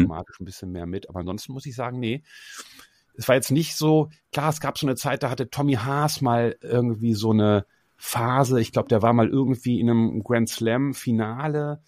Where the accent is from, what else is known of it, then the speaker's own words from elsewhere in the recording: Osterode am Harz, Lower Saxony, Germany; Ich komme ja aus Osterode am Harz, das ist eine kleine Stadt in Niedersachsen